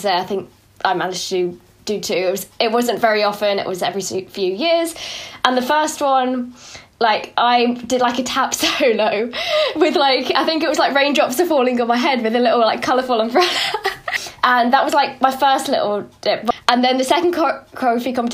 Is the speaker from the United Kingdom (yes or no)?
yes; United Kingdom; I'm so British